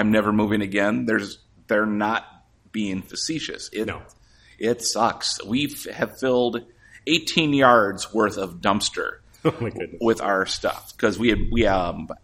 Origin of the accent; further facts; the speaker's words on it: St. Cloud, Minnesota, United States; moved away as an adult; now in St. Paul, United States; my hometown of 30 years